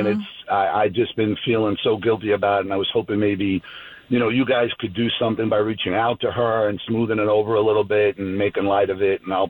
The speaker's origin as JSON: {"language": "English", "region": "Northeast", "country": "United States", "tie": "born or raised there", "said": "I grew up in the Northeast"}